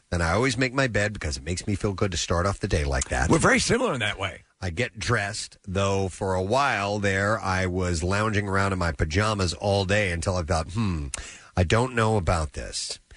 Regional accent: New York, United States; I'm also thinking of my hometown, New York, and how uh, valiant everybody is there

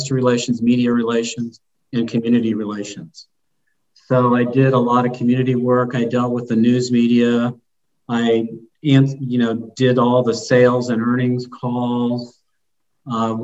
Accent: Youngstown, Ohio, United States; now in Columbus, United States; I've been here 40 years. I'm from Youngstown.

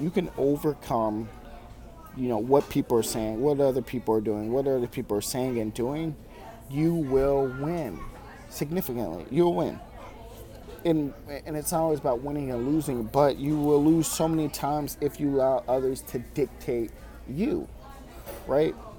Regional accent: Farmington, Missouri, United States; I'm at Panera Bread Company in my hometown of Farmington, Missouri

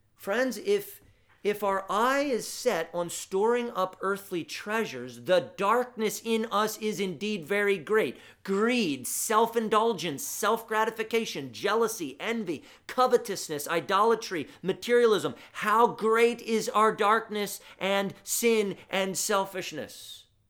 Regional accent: United States; our affluence as American Christians

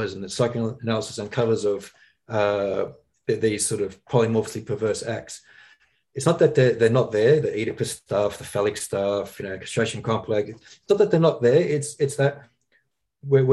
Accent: Australia; growing up in Australia

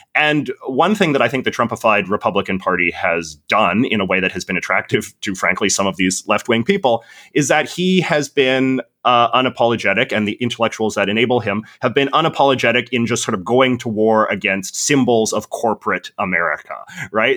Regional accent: Vancouver, British Columbia, Canada; I'm from Vancouver, which has some of the most expensive and overinflated property prices in the entire world

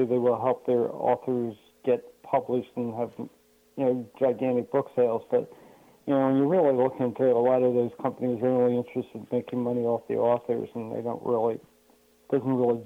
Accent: Chester County, right outside of Philadelphia, Pennsylvania, United States; moved away as an adult; now in Connecticut, United States; I'm now in Connecticut, but I grew up in Chester County right outside of Philadelphia

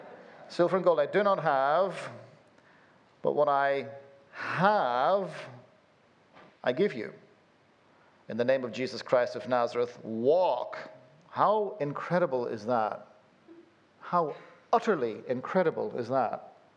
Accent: Belfast, Northern Ireland, United Kingdom; born there; Forgive this weird accent that I've got going on here. I was born in Belfast and then have lived all over the place, so you end up with a weird accent like this

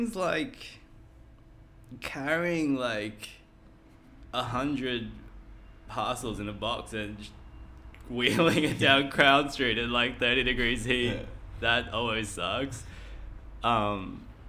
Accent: Brisbane, Queensland, Australia; moved away as an adult; also born or lived in Taipei, Taiwan; now in Sydney, Australia; I lived the next 9 years of my life in Taiwan, Taipei, Taiwan. And moved back to Brisbane when I was 9 with my family. Finished high school there in 2009 and moved to Sydney for uni.

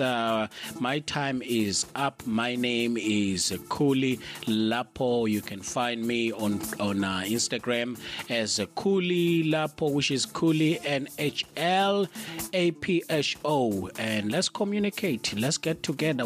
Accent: South Africa; also born or lived in United Kingdom; as a South African

